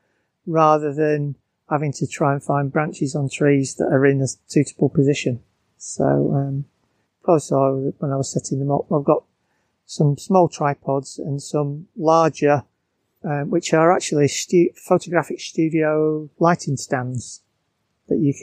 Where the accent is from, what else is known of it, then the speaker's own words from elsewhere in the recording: Bolton, North West England, United Kingdom; now in Surrey, United Kingdom; I'm from Bolton